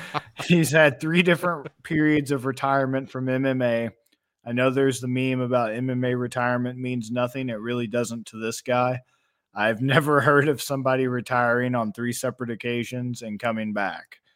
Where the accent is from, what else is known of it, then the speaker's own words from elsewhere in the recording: United States; we do in America from a young age